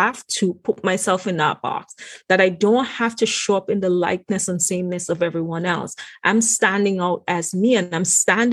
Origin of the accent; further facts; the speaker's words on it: Antigua & Barbuda; moved away as an adult; now in United States; my background of, you know, growing up in the Caribbean.